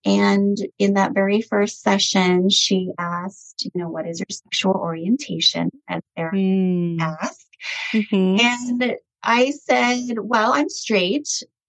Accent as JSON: {"language": "English", "region": "Hanoi", "country": "Vietnam", "tie": "born there", "moved": "yes", "said": "my family and I were immigrants from Vietnam. I'm ethnically Chinese and Vietnamese, and I was born in Hanoi, Vietnam. And we were actually refugees after the Vietnam War in the late 70s. So we came here with pretty much nothing"}